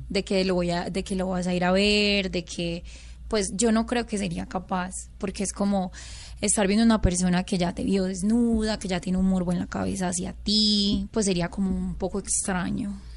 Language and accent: Spanish; Caucasia, Antioquia, Colombia; el pueblo de donde yo soy, yo soy de Caucasia, Antioquia